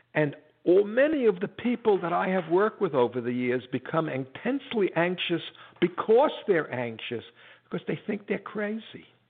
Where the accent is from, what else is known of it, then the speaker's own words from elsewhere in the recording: United States; I'm an American, I'm a Jew.